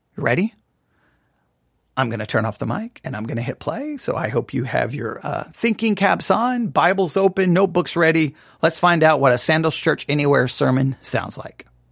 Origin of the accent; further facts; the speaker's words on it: West Texas, United States; moved away; also born or lived in Nebraska; growing up in West Texas